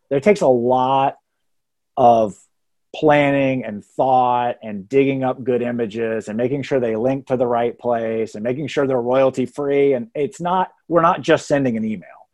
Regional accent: Texas, United States; now in Atlanta, United States; I went to college twelve-hour drive away from where I grew up in Texas.

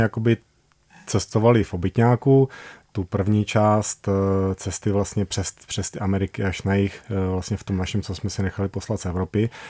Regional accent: Brno, South Moravian Region, Czechia; also born or lived in Prague; my pocházíme z Brna, my jsme vyrostli v Brně

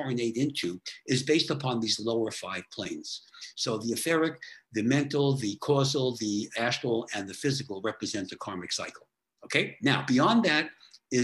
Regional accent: New York, United States; I'm from New York

